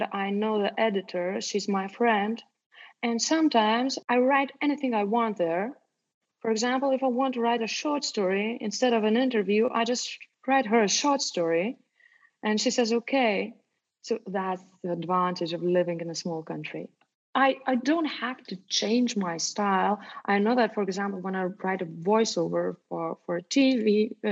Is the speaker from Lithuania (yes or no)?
yes; Ukmergė, Vilnius County, Lithuania; now in Vilnius, Lithuania; I was born in Ukmergė. Ukmergė is a small town not far away from Vilnius, about 70 kilometers away. My mother raised me up alone